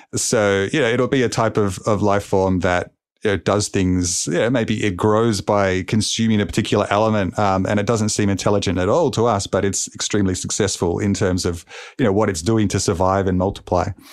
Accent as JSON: {"language": "English", "town": "Melbourne", "region": "Victoria", "country": "Australia", "tie": "born or raised there", "said": "here in my hometown of Melbourne, Australia"}